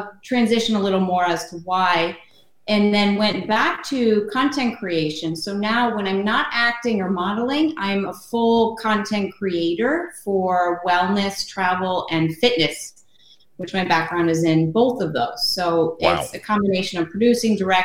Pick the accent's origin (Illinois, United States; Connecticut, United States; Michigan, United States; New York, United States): Connecticut, United States; Stratford; also born or lived in Orange, Connecticut; Fairfield County area. Like I bounced around a little bit, but mainly I grew up in Stratford